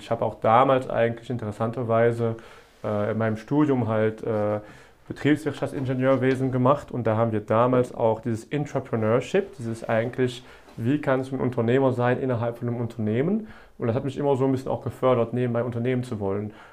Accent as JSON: {"language": "German", "region": "Wallonia", "country": "Belgium", "said": "Genau, äh, bin aus Ostbelgien"}